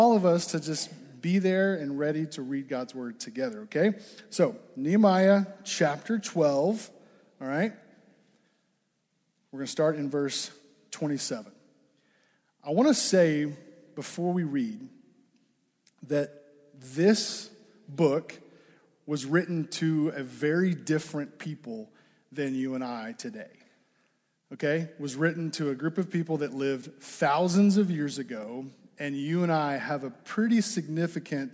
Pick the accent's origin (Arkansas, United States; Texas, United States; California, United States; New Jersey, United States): Arkansas, United States; moved away as an adult; also born or lived in Fort Smith, Arkansas; now in Ames, United States; I am from Arkansas.